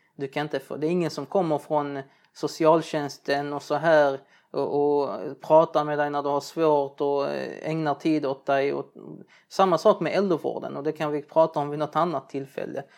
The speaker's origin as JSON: {"language": "Swedish", "country": "Sweden", "tie": "born or raised there", "said": "Jag är från Libanon, arab min fru från Turkiet eller har turkiskt ursprung. Men vi är båda uppväxta här i ett svenskt samhälle"}